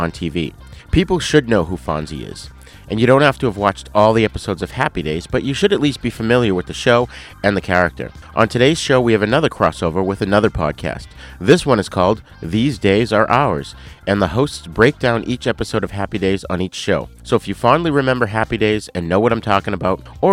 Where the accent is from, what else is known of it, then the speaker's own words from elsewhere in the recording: Boston, Massachusetts, United States; accent: Boston; my Boston accent